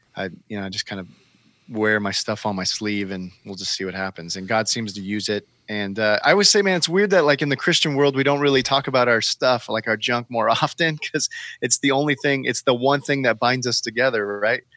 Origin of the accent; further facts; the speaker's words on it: California, United States; now in Portland, United States; I live here in Portland. I'm born and raised in California.